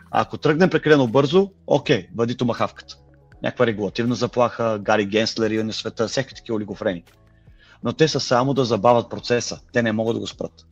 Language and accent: Bulgarian; Bulgaria; now in London, United Kingdom; аз съм българин в Лондон, дай ми BG Contacts, образно казано